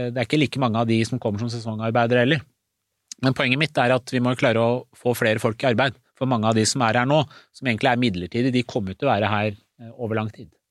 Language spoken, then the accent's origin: Norwegian; Skotselv, Buskerud, Norway; also born or lived in Iran / Istanbul, Turkey; Jeg opplevde aldri rasisme i oppveksten da jeg vokste opp i Skotselva